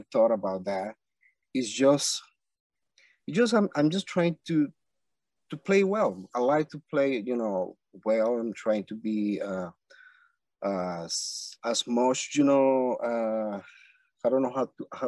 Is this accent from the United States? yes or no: no; Villa de Cura, Aragua, Venezuela; English is a second language; moved away as an adult; I'm from Venezuela, first of all. And I grew up in a very small town called Villa de Cura.